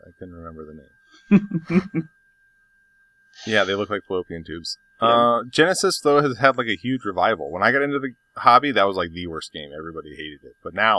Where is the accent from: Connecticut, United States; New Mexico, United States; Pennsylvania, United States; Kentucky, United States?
New Mexico, United States; Albuquerque; Growing up in Albuquerque